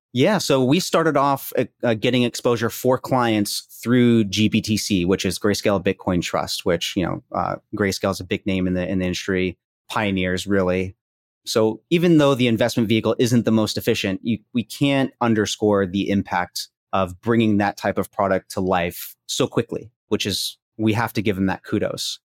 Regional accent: Princeton, New Jersey, United States; now in Houston, United States; I grew up in Princeton, graduated from there

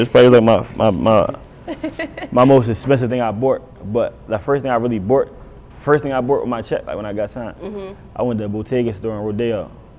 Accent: Philadelphia, Pennsylvania, United States; I'm from West Philly.

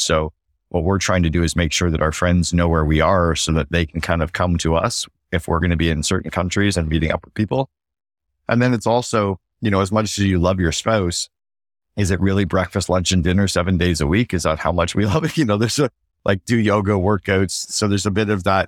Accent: Canada; now in Barbados; as a Canadian

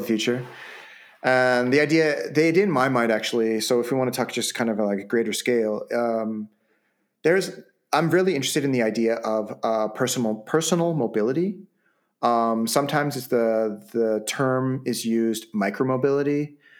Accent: Vancouver, British Columbia, Canada; basically my hometown

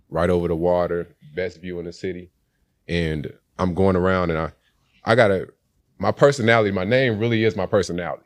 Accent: Helena, Arkansas, United States; I started being raised in, uh, Helena.

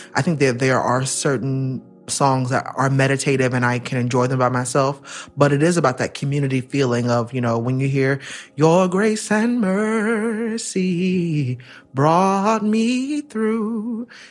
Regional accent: Central Florida, United States; I was born and raised in Florida, Central Florida

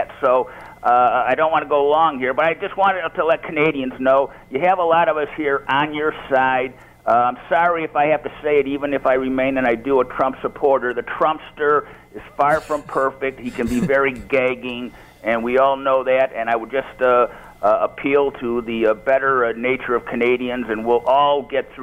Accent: Rochester, New York, United States; I'm as American as they come

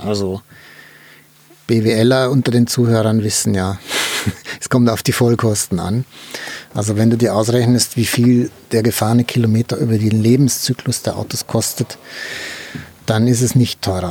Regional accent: Germany; wir haben ja in Deutschland

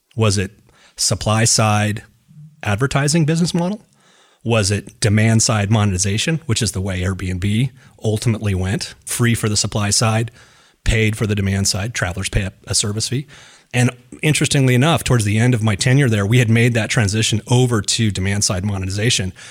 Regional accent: Reno, Nevada, United States; I grew up in Reno, and Reno's a gambling town.

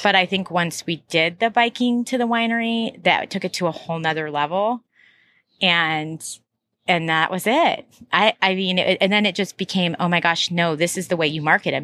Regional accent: Troutdale, Oregon, United States; also born or lived in Portland, Oregon; I was from Northeast Portland, but what really grew up out in Troutdale.

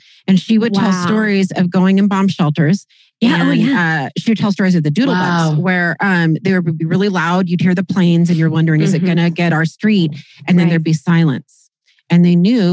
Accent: Kirkland, Washington, United States; Not just Seattle, Kirkland, my hometown

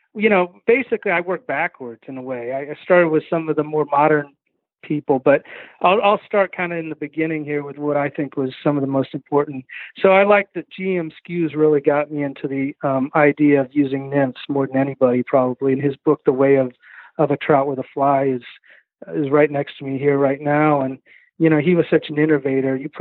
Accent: Kansas City, United States; moved away as an adult; also born or lived in Southeast United States; now in Southeast, United States; I was from Kansas City, Kansas and Missouri

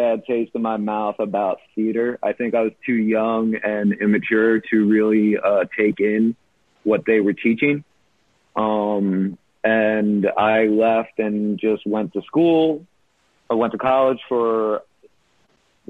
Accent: New York City, New York, United States; I grew up here in New York

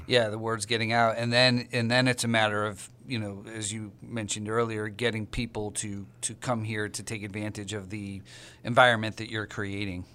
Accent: Connecticut, United States; I grew up in Connecticut

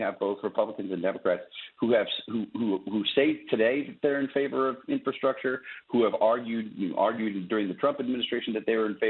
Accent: Wisconsin, United States; Wisconsin, which is my home state where I grew up

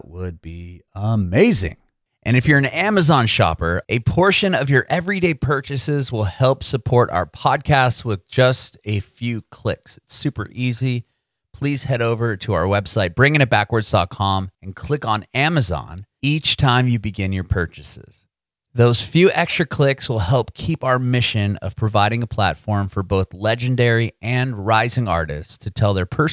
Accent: San Diego, California, United States; moved away as an adult; also born or lived in Bay Area, California; now in Nashville, United States; I'm from San Diego, so I know California well

